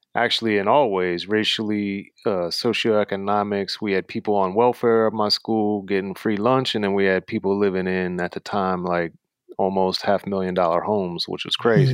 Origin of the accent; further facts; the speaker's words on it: Maryland, United States; I was born and raised in Maryland, uh, right in between Baltimore and D C